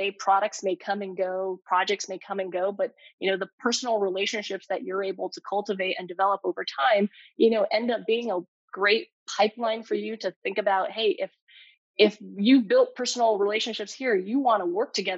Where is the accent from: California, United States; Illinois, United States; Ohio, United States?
California, United States; Bay Area; growing up in the Bay Area, living here for so long